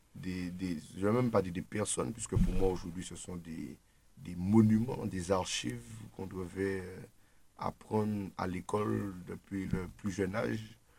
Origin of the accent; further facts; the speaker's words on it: Martinique; en tant que militant, en tant que Martiniquais